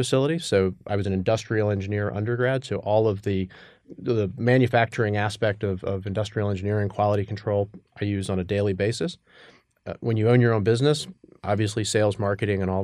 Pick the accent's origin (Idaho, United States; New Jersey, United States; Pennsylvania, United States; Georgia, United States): Georgia, United States; Atlanta; moved away as an adult; also born or lived in New York; I grew up in Atlanta, went to undergrad at Georgia Tech